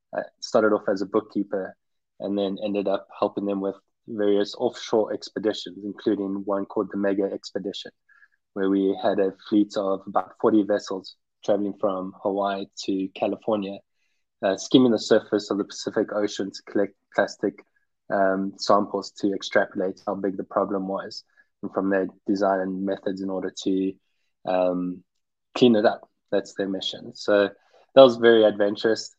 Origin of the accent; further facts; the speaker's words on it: Pretoria, Gauteng, South Africa; moved away as an adult; also born or lived in Cape Town, South Africa / South Carolina, United States / New York City, United States / Netherlands; I was born and raised in Pretoria in South Africa.